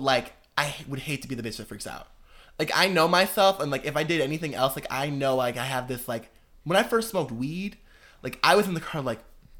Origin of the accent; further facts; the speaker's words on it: the North, United States; See, and I'm from the North, and I've never heard